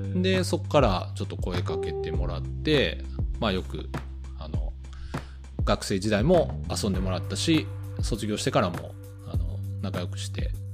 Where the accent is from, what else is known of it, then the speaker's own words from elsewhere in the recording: Kyoto, Japan; 僕も京都出身で、親父も京都出身なんです